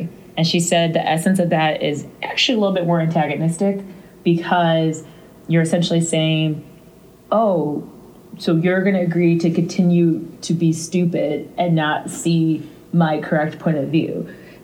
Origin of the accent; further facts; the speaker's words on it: St. Louis, Missouri, United States; We're both from St. Louis